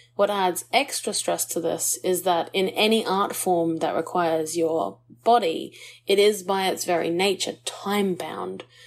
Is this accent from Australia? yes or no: yes; Australia; we as Aussie artists